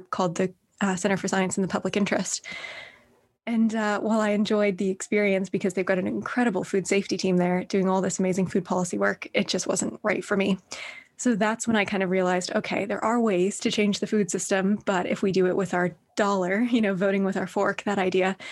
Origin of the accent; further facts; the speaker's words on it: Northern Ireland, United Kingdom; also born or lived in Berkeley, United States / New York, United States; now in London, United Kingdom; I grew up in Northern Ireland, so I'd never lived in London before